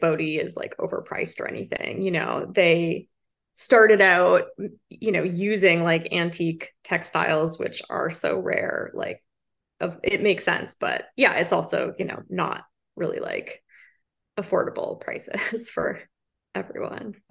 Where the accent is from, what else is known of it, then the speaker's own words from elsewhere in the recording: Prince Edward County, Ontario, Canada; moved away as an adult; now in Toronto, Canada; I grew up in Prince Edward County. It's like a rural kind of farming area.